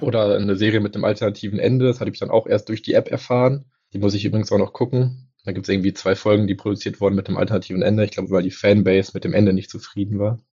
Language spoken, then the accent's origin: German; Germany; bei uns in Deutschland